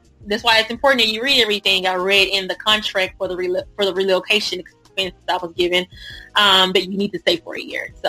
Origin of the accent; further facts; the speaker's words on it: Dallas, Texas, United States; also born or lived in Houston, Texas; originally I'm from Dallas, and went to school at PV, which is by Houston.